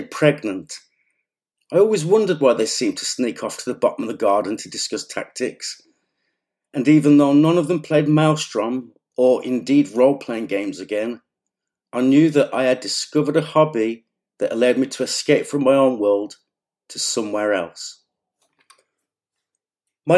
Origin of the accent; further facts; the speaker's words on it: Black Country, West Midlands, United Kingdom; I come from the Black Country in the post-industrial Midlands